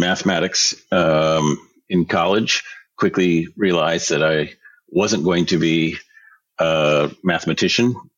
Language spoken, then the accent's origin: English; Pacific Northwest, United States; growing up in the Pacific Northwest